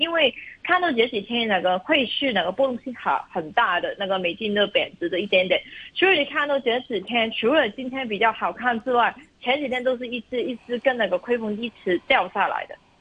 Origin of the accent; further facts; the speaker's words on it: China; 我们中国人